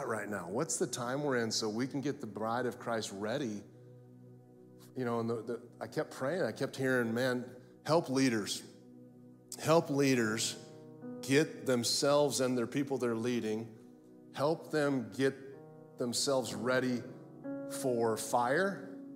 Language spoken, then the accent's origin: English; Florida, United States; I'm from Florida